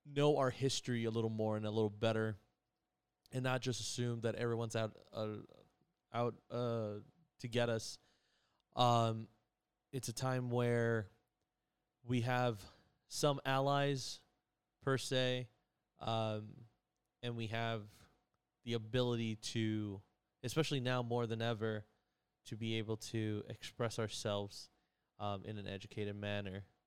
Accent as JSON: {"language": "English", "region": "New York", "country": "United States", "said": "I'm from New York"}